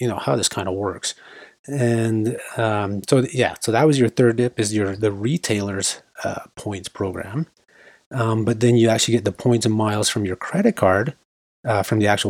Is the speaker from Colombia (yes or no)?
no; Canada; we're Canadian. This is a Canadian podcast